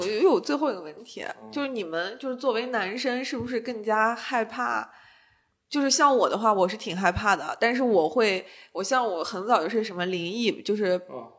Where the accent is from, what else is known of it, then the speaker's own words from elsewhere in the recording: Xinjiang, China; 我们家就是新疆这边